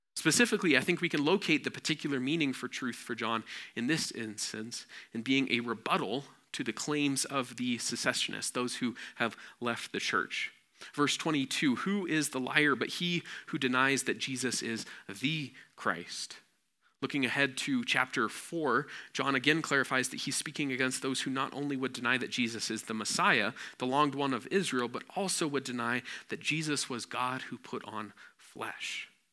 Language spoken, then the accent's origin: English; Nepal; growing up in Nepal